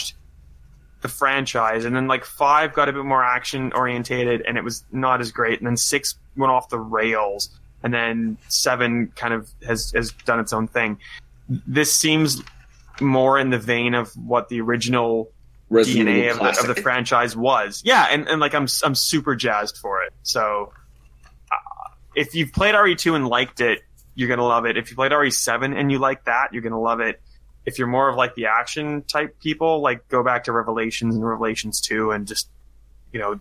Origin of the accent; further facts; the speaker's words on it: Canada; now in Australia; as a Canadian, I grew up